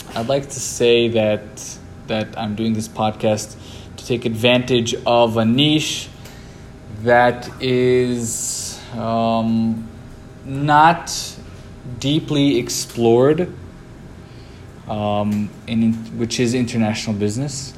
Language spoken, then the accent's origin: English; Brazil; also born or lived in New York, United States / Lebanon; I was born in the United States, in New York, raised in in Lebanon and in Brazil. I spent a few years in Lebanon and spent 10 years in Brazil.